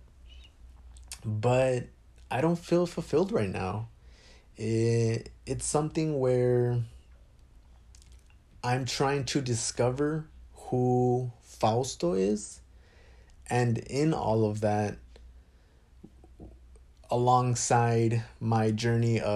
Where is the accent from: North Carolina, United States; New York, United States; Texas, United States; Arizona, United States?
Arizona, United States; Phoenix; I was born in Phoenix, Arizona